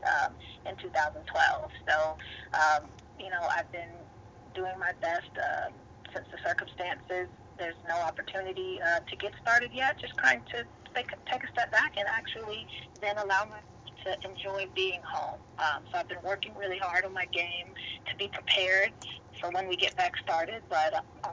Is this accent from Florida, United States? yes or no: no; Atlanta, Georgia, United States; my hometown